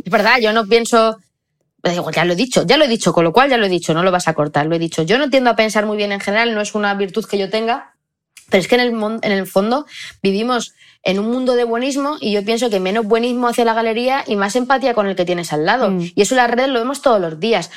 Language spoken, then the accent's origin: Spanish; Belmonte, Spain; en mi pueblo de Belmonte hay 2.000 habitantes